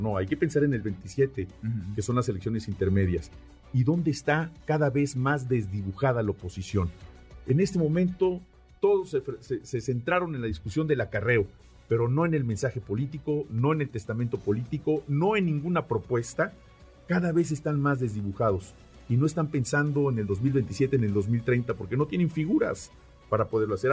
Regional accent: Mexico; nos hemos conformado como mexicanos

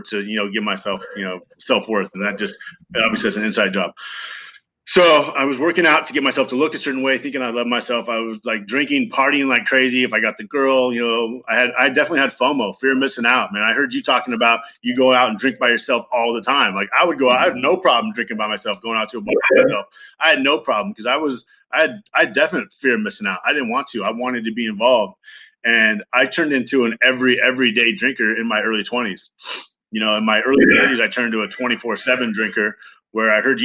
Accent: Ventura, California, United States; I grew up in Ventura, California

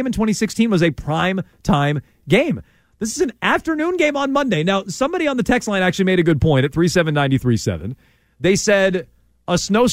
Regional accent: Vermont, United States; I'm from Vermont. I'm from the town over from where they were supposed to do it

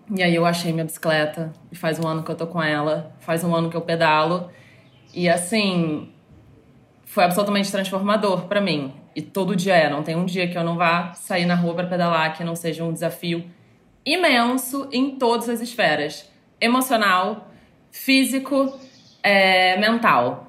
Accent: Rio de Janeiro, Brazil; moved away as an adult; also born or lived in São Paulo; eu sou carioca, atualmente moro no Rio de novo

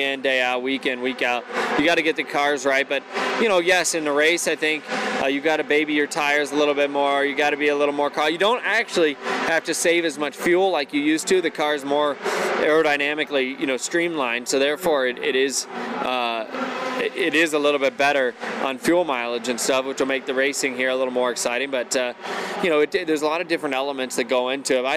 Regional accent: Columbus, Ohio, United States; I'm from Columbus, Ohio

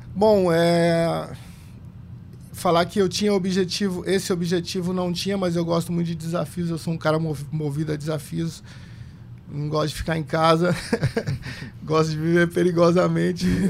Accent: São Paulo, Brazil; Eu, eu sou é, paulista, meus pais são do interior de São Paulo, de Jaú, mas eu nasci em São Paulo, na Zona Sul, na periferia

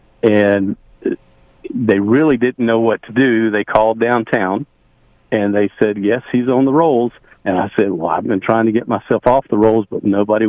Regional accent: Charlotte, North Carolina, United States; moved away as an adult; now in Rock Hill, United States; I grew up in Charlotte, left Charlotte, moved back to Rock Hill to get out of the crime and high taxes.

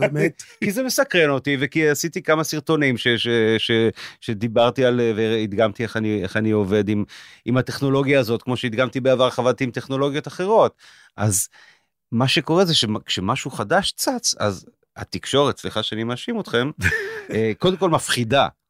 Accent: Israel; אני יותר ישראלי, כך הרגשתי כל החיים

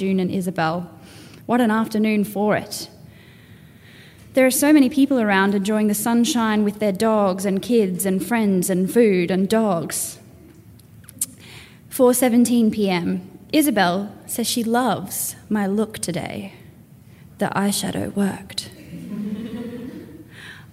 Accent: Townsville, Queensland, Australia; now in Brisbane, Australia; I come from Townsville originally. I now live on Turrbal land in Brisbane

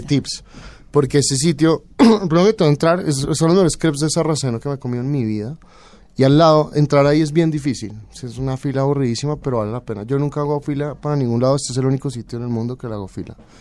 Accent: Colombia; moved away as an adult; also born or lived in Barcelona, Spain / Paris, France / Denmark; Soy colombiano

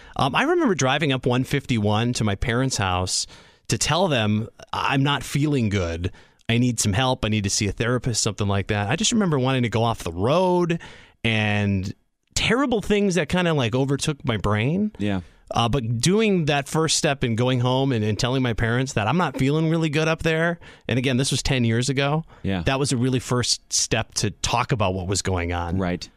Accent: Sheboygan, Wisconsin, United States; also born or lived in Madison, Wisconsin; I grew up in Sheboygan in a small community

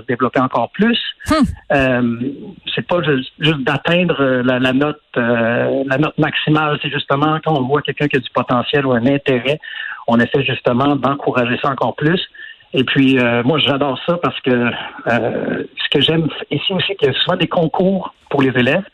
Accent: Quebec, Canada; moved away as an adult; now in Sweden; ça fait trop longtemps que je suis parti du Québec

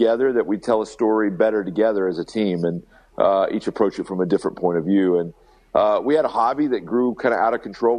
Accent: Alabama, United States; we're kids from Alabama

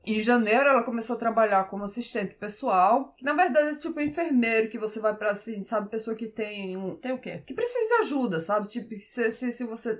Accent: Brazil; now in Norway; eu cresci andando de cavalo no Brasil

